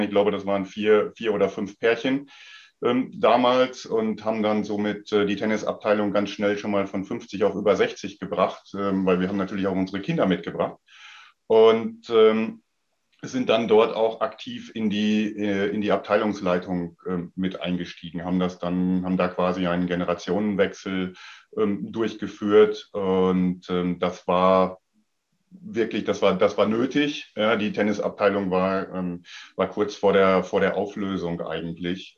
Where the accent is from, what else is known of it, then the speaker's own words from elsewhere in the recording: Sauerland, North Rhine-Westphalia, Germany; moved away as an adult; ich bin ja groß geworden ähm, zu Zeiten von Boris Becker und Steffi Graf noch und habe dann mhm. damals natürlich auch äh, Anfang der 80er Jahre ähm, in meiner Heimat im Sauerland